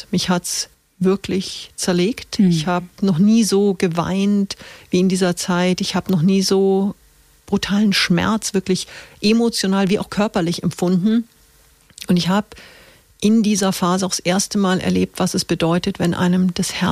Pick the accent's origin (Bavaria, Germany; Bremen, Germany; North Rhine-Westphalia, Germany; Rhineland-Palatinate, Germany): Bavaria, Germany; Munich; born there; Also ich bin gebürtiges Münchner Kindel, mhm. habe in sechs Ländern gelebt, habe, äh, bin 46 Jahre alt